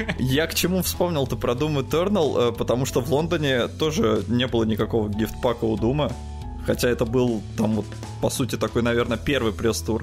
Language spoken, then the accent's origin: Russian; Estonia; я ему говорю, Эстония